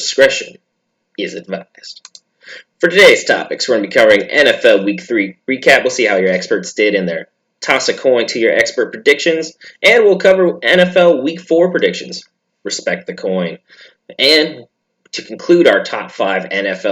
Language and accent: English; Pacific Northwest, United States; I'm from the Pacific Northwest